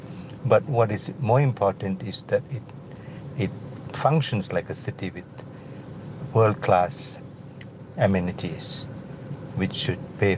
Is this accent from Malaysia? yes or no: yes; Klang, Selangor, Malaysia; moved away as an adult; I grew up in Klang. I went from primary one to form five in Lasalle Klang. Those were great days. And subsequently, I left Klang and I go back to visit my family quite often.